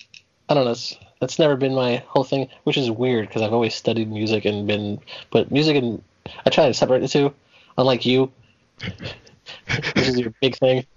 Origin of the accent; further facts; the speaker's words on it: Newark, New Jersey, United States; my hometown of Newark, New Jersey.